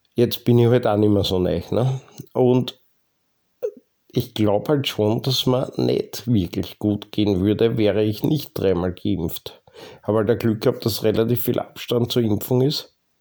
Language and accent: German; Lower Austria, Austria; bei uns in Niederösterreich